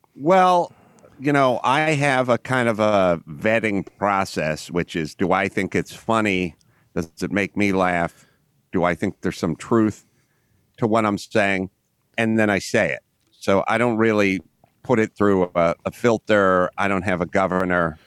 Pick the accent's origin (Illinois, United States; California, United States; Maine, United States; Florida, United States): California, United States; Los Angeles; I grew up in North Hollywood, California